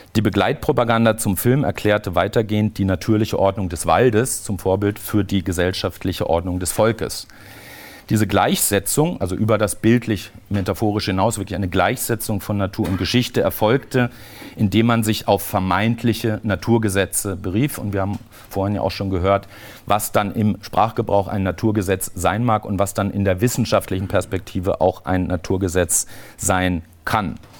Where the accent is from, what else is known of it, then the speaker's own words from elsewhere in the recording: Southern Germany, Germany; in Süddeutschland, wo ich aufgewachsen bin